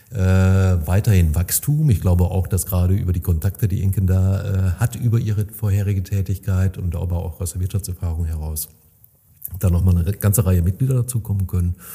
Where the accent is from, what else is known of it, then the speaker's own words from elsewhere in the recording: North Rhine-Westphalia, Germany; das dürften wir uns als Münsterländer öfter mal vor